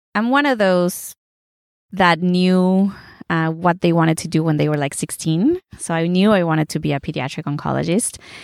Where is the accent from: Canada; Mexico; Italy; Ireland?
Mexico; moved away; My dad's German, my mom's Puerto Rican. I was born in Mexico.